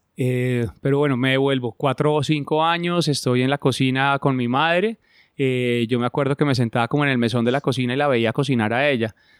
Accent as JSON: {"language": "Spanish", "region": "Bogotá", "country": "Colombia", "tie": "born or raised there", "also_born_or_lived": "Argentina / Spain", "moved": "as an adult", "said": "yo nací en Bogotá"}